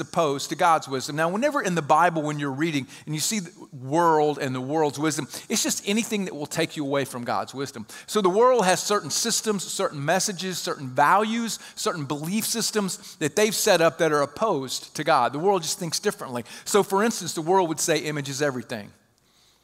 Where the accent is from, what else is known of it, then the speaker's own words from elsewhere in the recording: South Mississippi, United States; I'm from South Mississippi, not Milton